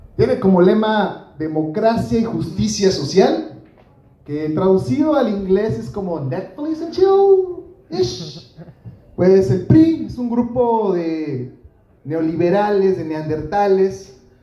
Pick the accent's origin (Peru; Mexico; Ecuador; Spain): Mexico; yo como mexicano